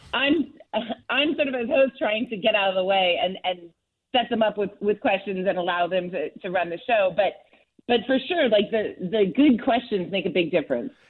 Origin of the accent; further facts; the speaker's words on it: Southern California, United States; I grew up in in Southern California